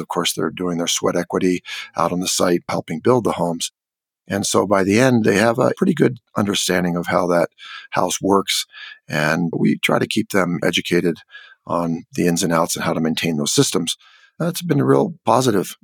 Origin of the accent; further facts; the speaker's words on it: California, United States; also born or lived in Mexico; now in Santa Fe, United States; I grew up in California